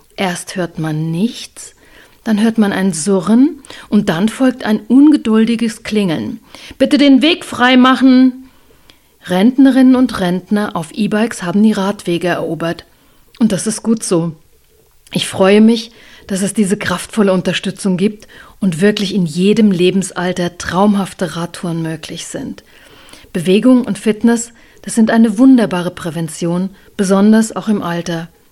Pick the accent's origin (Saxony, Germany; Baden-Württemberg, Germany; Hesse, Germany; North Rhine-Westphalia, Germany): Hesse, Germany; Rhine-Main area; now in Upper Franconia, Germany; Als gebürtige Hessin aus dem Rhein-Main-Gebiet